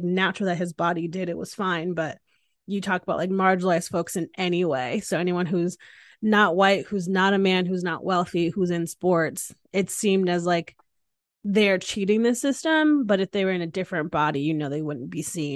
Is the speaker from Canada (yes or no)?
no; Hamden, Connecticut, United States; I grew up in Hamden, Connecticut, which is in Southern Connecticut